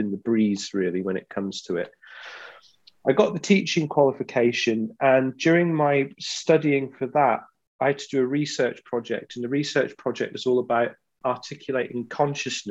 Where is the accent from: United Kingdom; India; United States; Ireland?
United Kingdom; East Midlands; also born or lived in Glasgow, Scotland; I grew up in the East Midlands. I was born just outside of Glasgow. So my dad's Scottish. And then we moved down to England, I think, when I was 3 or 4